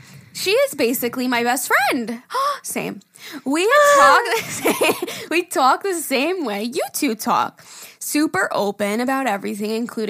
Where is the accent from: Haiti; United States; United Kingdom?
United States; Knoxville, Tennessee; Listen, Jerry … I'm from Knoxville, Tennessee.